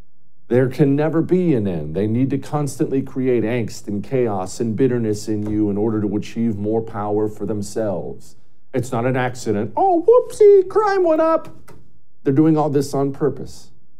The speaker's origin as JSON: {"language": "English", "region": "Montana", "country": "United States", "tie": "born or raised there", "moved": "yes", "said": "I love rural America. I love the countryside. I grew up in Montana"}